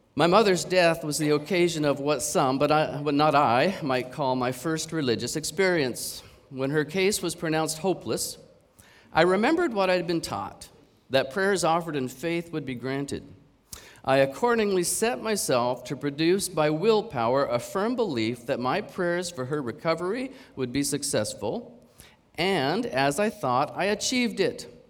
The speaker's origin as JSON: {"language": "English", "country": "Canada", "moved": "yes", "lives_now": "Hong Kong", "said": "I'm from Canada"}